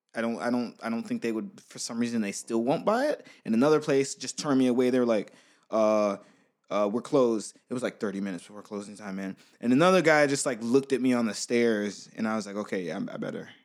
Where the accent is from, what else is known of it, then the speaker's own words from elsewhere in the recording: United States; I'm from America